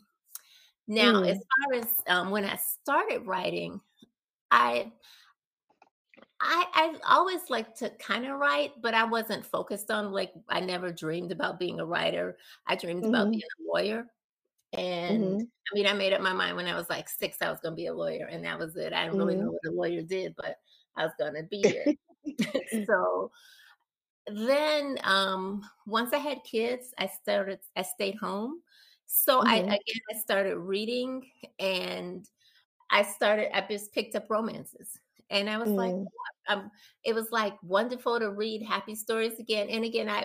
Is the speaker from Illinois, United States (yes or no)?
yes; Chicago, Illinois, United States; I grew up in the South Side, but our little block and actually our little community was like a small town in a way